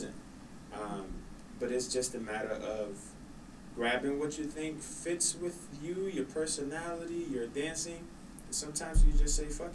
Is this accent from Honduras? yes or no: yes; Honduras; moved away; I'm born and raised in Honduras